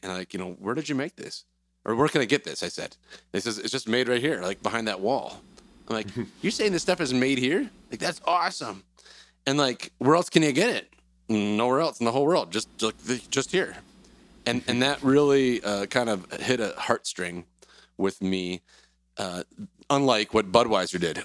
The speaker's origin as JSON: {"language": "English", "region": "Wisconsin", "country": "United States", "also_born_or_lived": "Cedar Rapids, Iowa / Pella, Iowa", "moved": "as an adult", "said": "I'm from Wisconsin originally. Went to school in UW Platteville"}